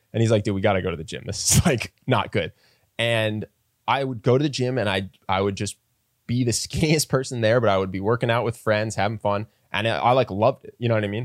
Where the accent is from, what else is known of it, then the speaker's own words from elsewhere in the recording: United States; as an American, especially if you're around my age